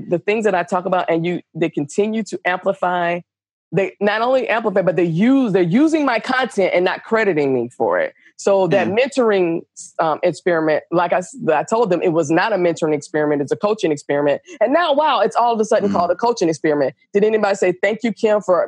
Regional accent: Atlanta, Georgia, United States; accent: Southern; I'm from Atlanta, Georgia

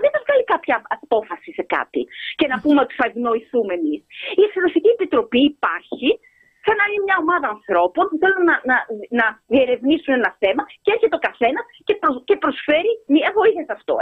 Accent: Greece; σαν Ελληνίδα πολίτη που, που, ξέρω εγώ, ε, έχω και μια εμπειρία γιατί ζω στην Ελλάδα

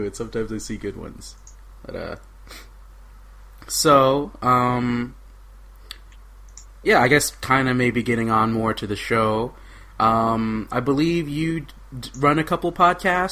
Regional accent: Oklahoma, United States; moved away as an adult; also born or lived in California; now in Rochester, United States; moved to Oklahoma, and then probably spent 17 years of my life in Oklahoma

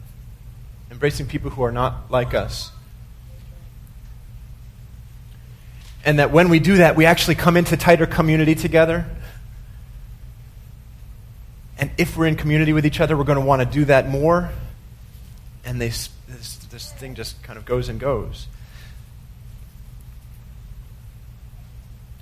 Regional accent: United States; we have this nation's problem as American Christians

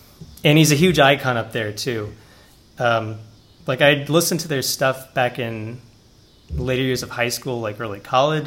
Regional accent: United States; I'm an American kind of intruding on this very dearly held cultural icon of theirs

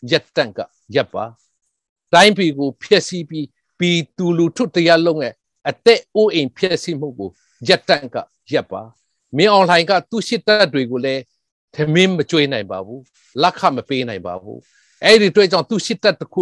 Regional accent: Chin people / Chin State, Myanmar

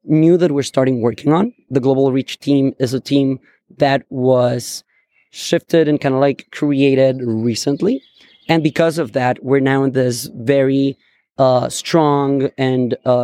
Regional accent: Bogota, Colombia; moved away as an adult; now in San Francisco, United States; I am originally from Bogota, Colombia

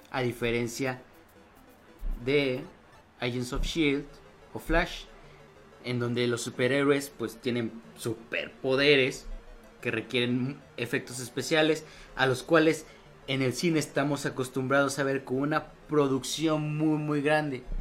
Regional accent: Spain; soy español.

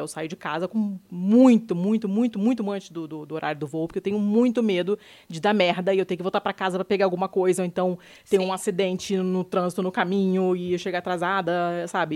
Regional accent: Brazil

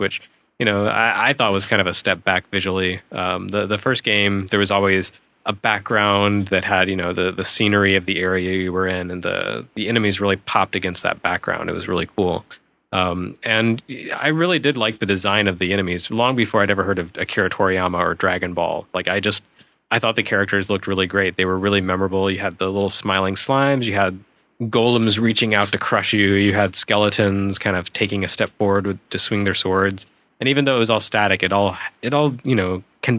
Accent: Michigan, United States; I'm from Michigan

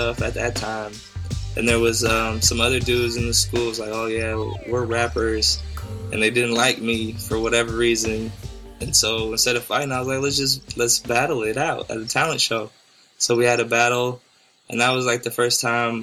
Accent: California, United States; I was born in California

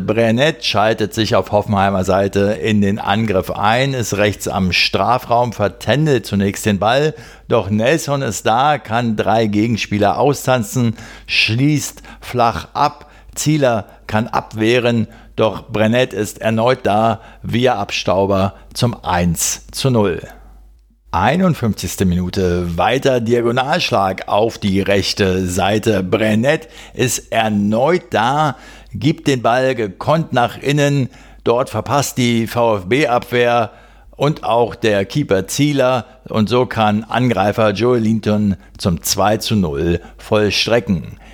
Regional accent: Berlin, Germany; als Berliner

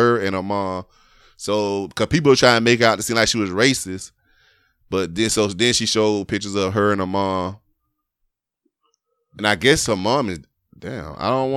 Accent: the South, United States; I'm from the South

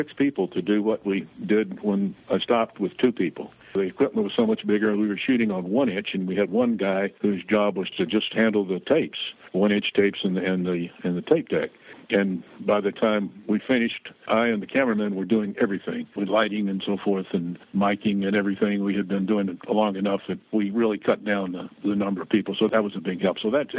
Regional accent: Tennessee, United States; moved away; and moved to Milwaukee. And not only was it a cultural shock, but it was a climatic shock because I came from Tennessee.

